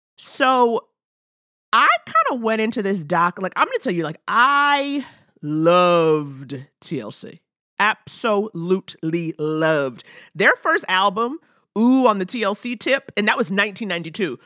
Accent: New York, United States; also born or lived in Detroit; now in Los Angeles, United States; I'm growing up in New York, summers in Detroit.

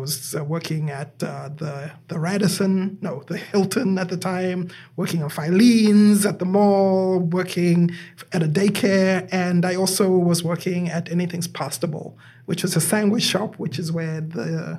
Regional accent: Zimbabwe; moved away as an adult; now in United States; I am originally from Zimbabwe. And I have been here in the United States. I came here in the year 2000. I was 26 at the time.

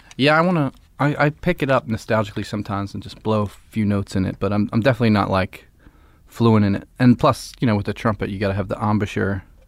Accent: Philadelphia, Pennsylvania, United States; I'm from Philly and I live there still

